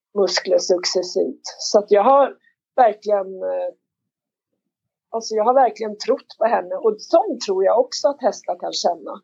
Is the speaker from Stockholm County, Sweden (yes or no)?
yes; Märsta, Stockholm County, Sweden; jag är uppväxt i Märsta, jag är ensam barn